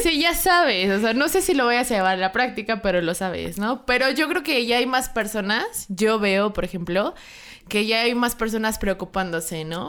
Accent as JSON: {"language": "Spanish", "country": "Mexico", "said": "los mexicanos hemos mejorado bastante"}